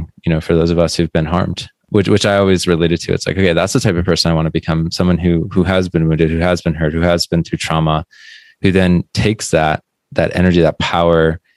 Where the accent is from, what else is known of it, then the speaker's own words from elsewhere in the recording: Midwest, United States; Growing up in the Midwest